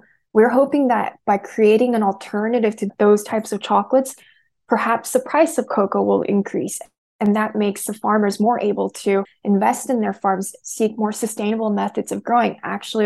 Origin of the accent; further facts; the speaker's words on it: United States; I'm Korean American. So like I've grown up around kimchi my entire life